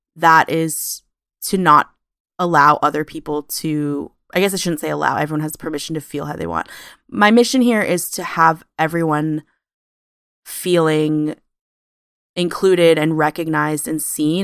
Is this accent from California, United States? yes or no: yes; Sacramento, California, United States; I'm originally from Sacramento, California, uh, born and raised